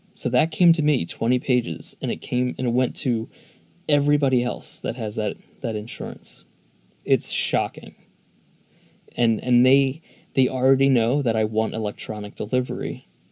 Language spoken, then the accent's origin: English; Philadelphia, Pennsylvania, United States; Philadelphia is my hometown